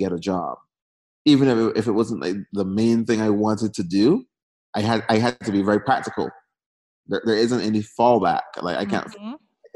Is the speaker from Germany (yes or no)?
no; Barbados; moved away as an adult; now in United States; I was born and raised in Barbados